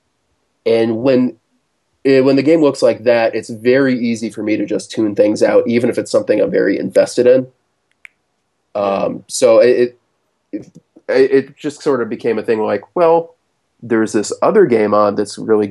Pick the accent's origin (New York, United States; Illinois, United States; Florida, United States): New York, United States; Rochester; I am from Rochester in upstate New York